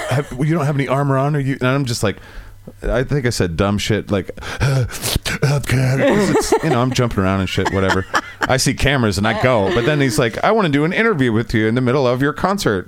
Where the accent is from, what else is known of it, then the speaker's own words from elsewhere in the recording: Boise, Idaho, United States; moved away; also born or lived in Eastern Washington; I was born in Boise. I am Southern Idaho born.